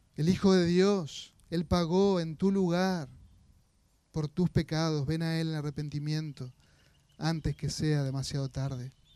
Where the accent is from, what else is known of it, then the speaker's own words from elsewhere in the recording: Argentina; como argentinos estamos acostumbrados